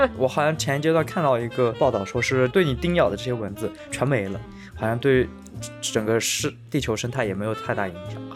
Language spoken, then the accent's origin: Chinese; China; 所以我觉得我们中国人可能就是是最宽容、最博大的一一个民族